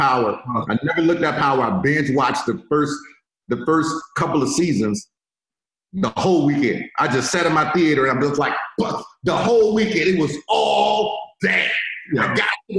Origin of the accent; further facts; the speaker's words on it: Richmond, United States; now in Florida, United States; I'm from Richmond. I live in Florida right now